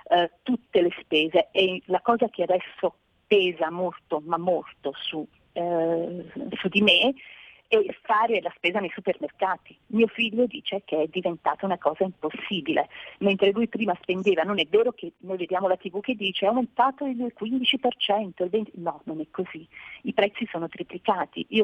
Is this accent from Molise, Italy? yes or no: yes; Molise, Italy; io sono del Molise